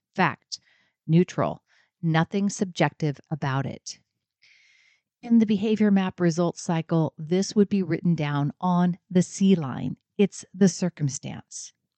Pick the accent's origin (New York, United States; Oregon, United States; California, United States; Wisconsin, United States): Oregon, United States; I'm from Oregon. I get rain all the time